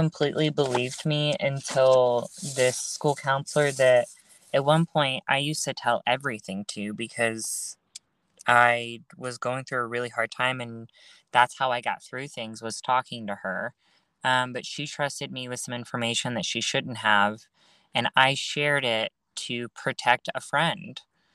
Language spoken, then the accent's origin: English; Dallas, Texas, United States; I'm from the Dallas area